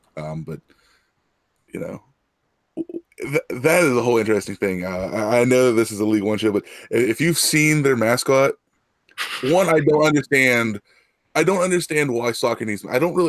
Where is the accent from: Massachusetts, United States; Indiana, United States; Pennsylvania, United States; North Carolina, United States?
Pennsylvania, United States; Pittsburgh; I'm from Pittsburgh